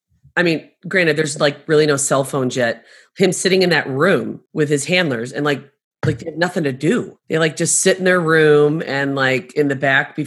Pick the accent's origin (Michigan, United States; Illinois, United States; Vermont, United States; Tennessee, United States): Illinois, United States; Chicago; moved away as an adult; now in Arizona, United States; I grew up in Chicago, so I grew up during that time.